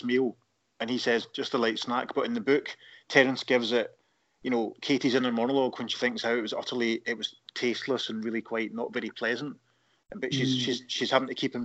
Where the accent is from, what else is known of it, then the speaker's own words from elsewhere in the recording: Paisley, Scotland, United Kingdom; moved away; I'm from Paisley originally